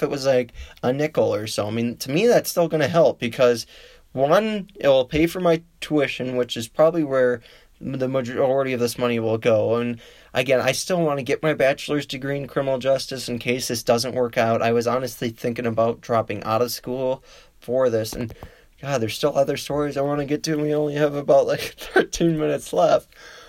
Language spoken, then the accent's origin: English; Illinois, United States; And the other state I would love to see, because it is my home state, neighboring state, would be Illinois.